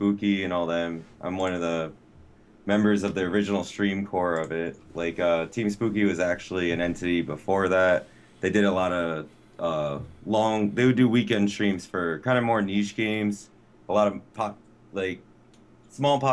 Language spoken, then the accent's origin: English; New London, Connecticut, United States; I was born in New London, Connecticut, Lawrence Memorial Hospital. Little, quaint little town